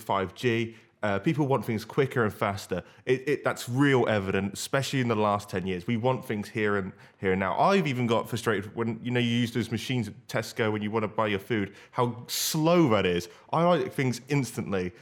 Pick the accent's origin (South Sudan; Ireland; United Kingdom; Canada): United Kingdom; Banbury, South East England; my hometown of Banbury